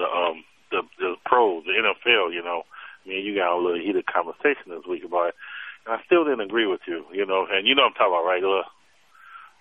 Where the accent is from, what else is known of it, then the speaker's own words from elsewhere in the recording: Chicago, Illinois, United States; moved away; also born or lived in Wyoming; I came from Chicago, went to Wyoming